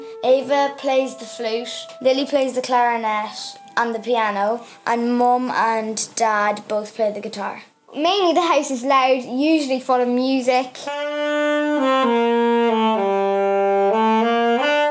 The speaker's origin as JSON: {"language": "English", "town": "Boyle", "region": "Connacht", "country": "Ireland", "said": "I'm 12, and I'm from Boyle, County Roscommon."}